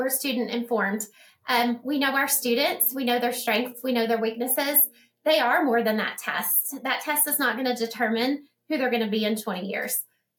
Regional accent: Odessa, Texas, United States; this is my hometown, and I love ECISD

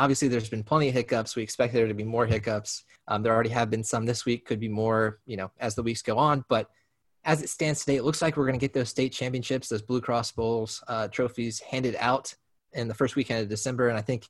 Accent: United States; also born or lived in Texas / Tennessee; I grew up in Texas and Tennessee.

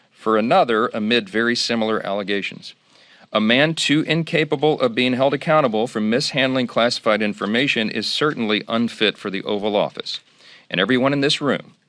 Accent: Louisiana, United States; My home state of Louisiana

